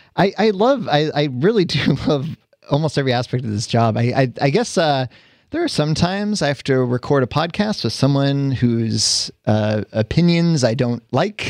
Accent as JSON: {"language": "English", "region": "California", "country": "United States", "tie": "born or raised there", "said": "I grew up here. I was born and raised in California."}